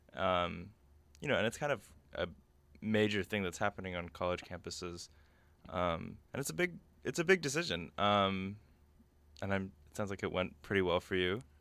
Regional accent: California, United States; now in New York, United States; I'm home in California

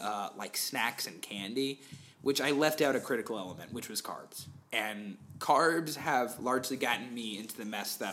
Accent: Florida, United States; I grew up in Florida

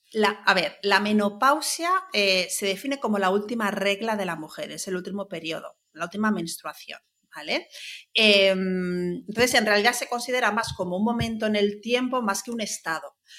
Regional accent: Palma, Balearic Islands, Spain; moved away as an adult; also born or lived in Barcelona; Yo soy de Mallorca, de Palma, eh, estudié en Barcelona

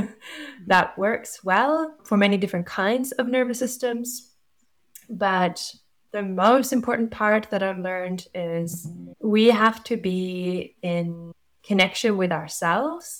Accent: Norway; moved away as an adult; now in New Zealand; I'm from Norway. I've lived in New Zealand for 10 years

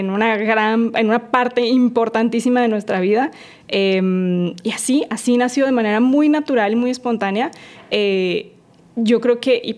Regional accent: Colombia; moved away as an adult; also born or lived in Mexico City, Mexico; now in Mérida, Mexico; yo soy colombiana, ya tengo 16 años viviendo en México, 8 años viví en la Ciudad de México, 8 años yo viviendo aquí en la Ciudad de Mérida y muy contenta. Ya soy mexicana

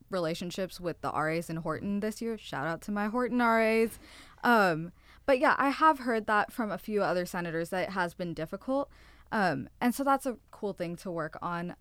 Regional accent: Fremont, California, United States; moved away; I am from NorCal. I'm an hour out from San Francisco, is what I say. Fremont

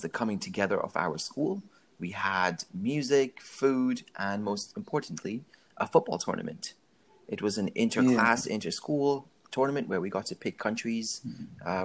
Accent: India; moved away; I grew up in India.

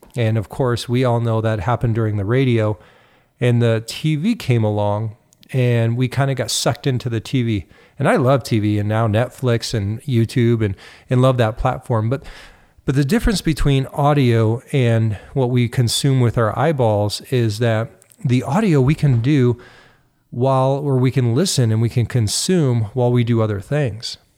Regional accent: United States; now in Canada; even though I live in Canada, I'm also an American.

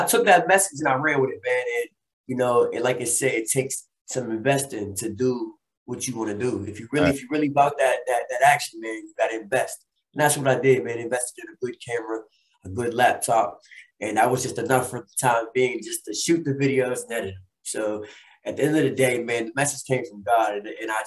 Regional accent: Chicago, Illinois, United States; moved away; also born or lived in Pittsburgh, Pennsylvania; I was born in Pittsburgh, you know, and was raised in Chicago as a kid, as an adolescent

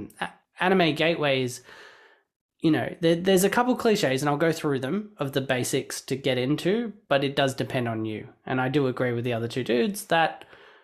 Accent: Australia; I grew up in Australia watching Cheese TV

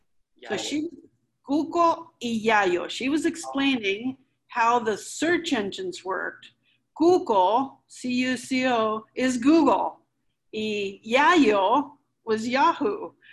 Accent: Havana, Cuba; but I was born in Havana and we grew up there until we had to leave in early 1961, Valentine's Day.

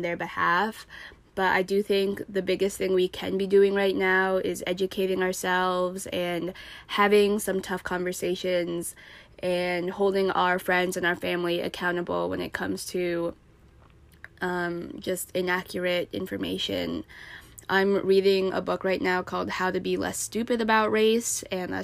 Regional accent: United States; also born or lived in Chongqing, China; I am an American.

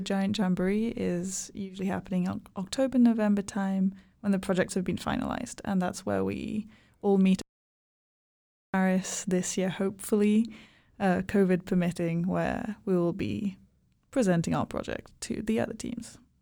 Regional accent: Hungary; now in Helsinki, Finland; I am from Hungary

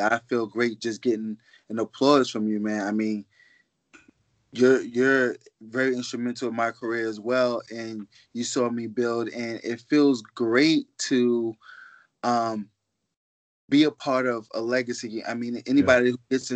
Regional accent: New York City, New York, United States; I'm from Harlem by way of the Bronx

